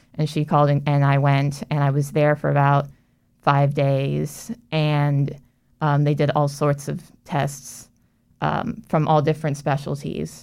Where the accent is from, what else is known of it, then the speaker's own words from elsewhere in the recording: Orlando, Florida, United States; I actually grew up in Orlando and, um, I born and raised